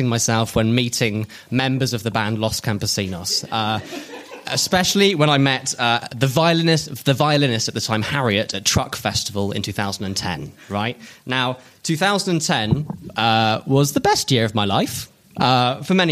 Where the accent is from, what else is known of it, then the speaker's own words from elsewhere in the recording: Oxfordshire, South East England, United Kingdom; In my hometown in Oxfordshire